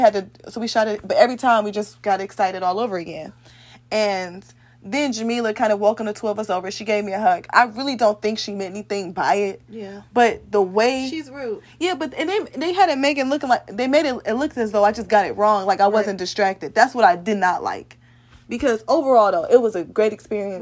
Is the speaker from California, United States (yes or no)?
no; Ohio, United States; I am from Ohio